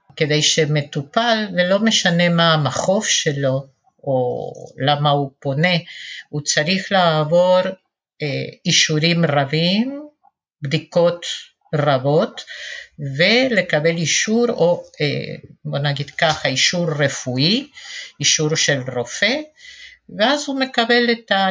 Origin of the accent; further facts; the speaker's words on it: Argentina; Hebrew is a second language; also born or lived in Western Galilee, Israel; now in Kfar Vradim, Israel; מבטא שלי, אני נולדתי בארגנטינה, גדלתי בתנועה של השומר הצעיר, מגיל ארבע כבר אפילו, ועליתי ארצה לקיבוץ